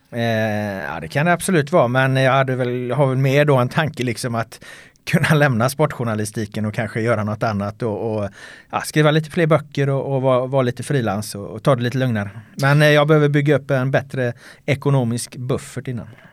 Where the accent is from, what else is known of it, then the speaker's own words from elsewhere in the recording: Jonsered, Västra Götaland, Sweden; moved away as an adult; also born or lived in Ljungskile / United States; now in Stockholm, Sweden; Jonsered då som är den, den lilla by där jag växte upp